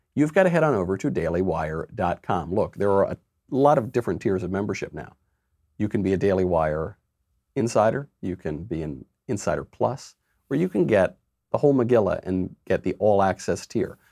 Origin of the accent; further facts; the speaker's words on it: New York, United States; I'm a New Yorker. I was born in New York